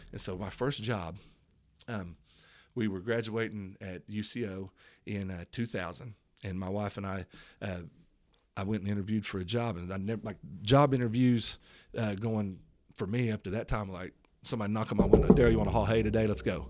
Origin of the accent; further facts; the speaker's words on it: Tulsa, Oklahoma, United States; I was born in Tulsa, Oklahoma